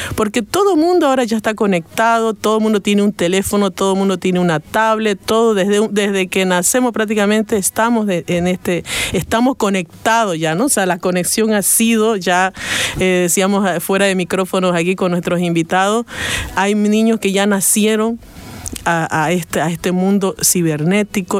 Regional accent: Bolivia; como bolivianos

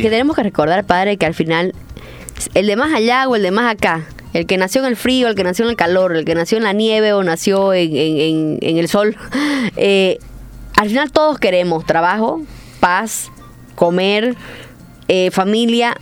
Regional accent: Santa Cruz, Bolivia; Soy católica, soy cruceña, soy boliviana

